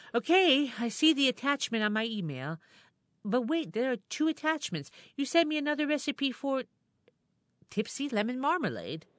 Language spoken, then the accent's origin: English; Binghamton, New York, United States; my hometown, Parlor City